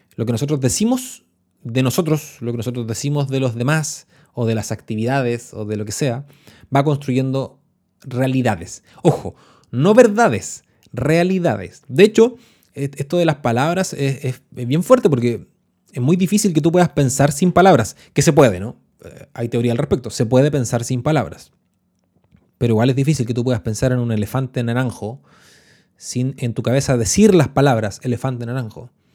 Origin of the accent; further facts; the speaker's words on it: Chile; los que somos chilenos y que nos hemos dedicado a las ciencias sociales